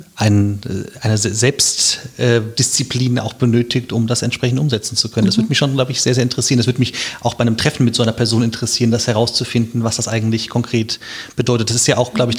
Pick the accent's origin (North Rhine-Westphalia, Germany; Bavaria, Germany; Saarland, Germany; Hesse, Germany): Hesse, Germany; Wiesbaden; moved away as an adult; also born or lived in Munich / Mainz; ich bin äh, auch Wiesbadener äh, von Geburt an und auch ähm, stolzer Wiesbadener